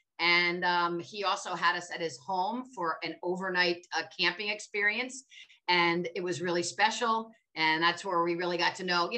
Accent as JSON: {"language": "English", "town": "Pelham", "region": "New York", "country": "United States", "tie": "born or raised there", "moved": "as an adult", "lives_now": "Chicago, United States", "said": "my hometown of Pelham, New York"}